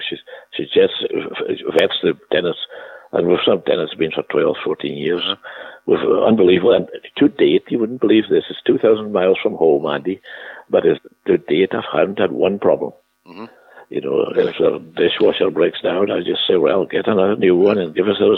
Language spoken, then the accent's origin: English; United Kingdom; and I was from Britain